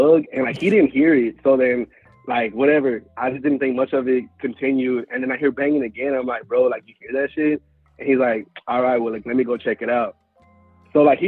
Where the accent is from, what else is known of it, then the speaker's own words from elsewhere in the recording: Houston, Texas, United States; I'm from Houston